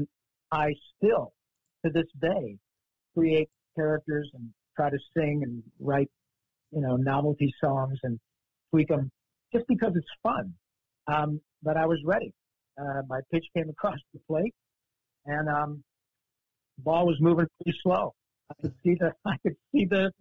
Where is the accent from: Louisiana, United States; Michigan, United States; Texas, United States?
Michigan, United States; moved away as an adult; also born or lived in Los Angeles; I grew up in Michigan